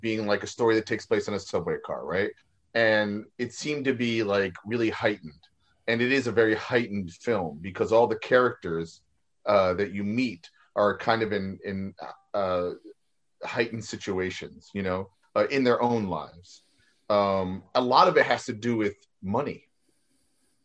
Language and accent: English; New York City, New York, United States; I'm a New Yorker